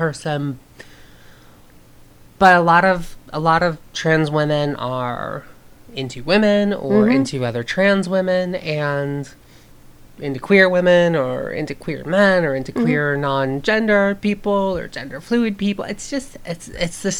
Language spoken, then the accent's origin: English; the South, United States; I grew up in the South